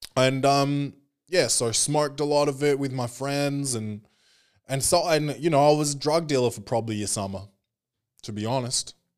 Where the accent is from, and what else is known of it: Australia; born or raised there